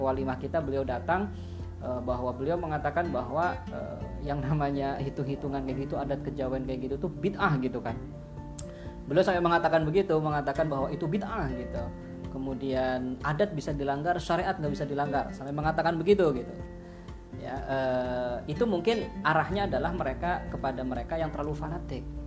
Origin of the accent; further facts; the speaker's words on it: Java, Indonesia; kita adalah seorang muslim yang tinggal di Jawa gitu dan kita adalah orang Jawa yang berislam